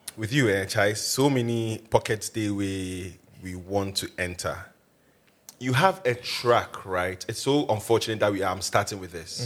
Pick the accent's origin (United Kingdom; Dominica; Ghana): Ghana; Accra, Greater Accra; I grew up in Accra.